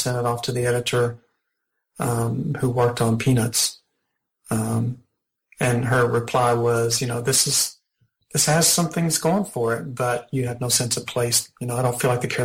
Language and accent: English; the South, United States; I grew up in the South, and my parents came from small towns